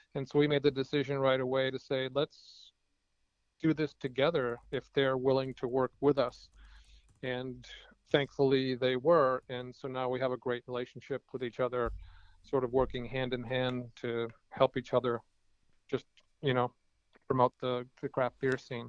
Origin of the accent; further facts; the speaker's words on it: Cambridge, Massachusetts, United States; one of my hometown breweries, which is a pretty amazing place called uh, Cambridge Brewing Company